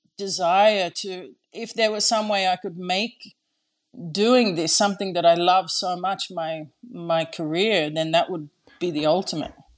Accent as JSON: {"language": "English", "country": "Australia", "moved": "yes", "lives_now": "Japan", "said": "I am an Australian girl living in Japan with a Dutch passport."}